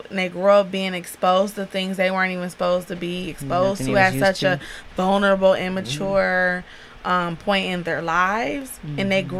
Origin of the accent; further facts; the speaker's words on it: South Euclid, Ohio, United States; I was born and raised in South Euclid, and I'm like, dang, South Euclid and Lyndhurst, we had to share school districts. We share everything because we're such a small community.